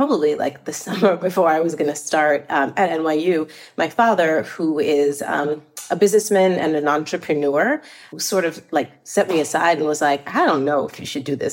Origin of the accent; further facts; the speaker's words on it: Jericho, New York, United States; also born or lived in India / Queens, New York; when I was 10, my family relocated us to Jericho, New York, which is in Long Island, which is where I really spent my formative years